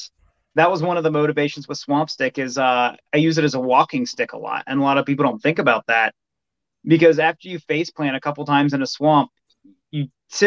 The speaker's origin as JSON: {"language": "English", "region": "Western Pennsylvania", "country": "United States", "tie": "born or raised there", "moved": "yes", "lives_now": "Michigan, United States", "said": "I grew up in Pennsylvania, moved to Michigan."}